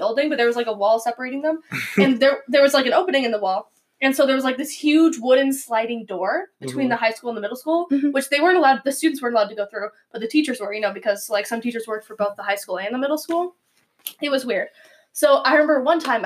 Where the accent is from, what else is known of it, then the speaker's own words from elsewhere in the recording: Spokane, Washington, United States; I went to middle school in Spokane.